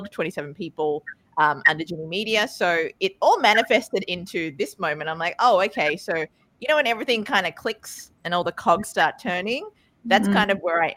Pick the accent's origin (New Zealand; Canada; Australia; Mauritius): Australia; accent: Australian; also born or lived in Sri Lanka; now in New York, United States; My accent is from Australia, and my looks are from a little bit further out in Sri Lanka, but I do work out of Brooklyn, New York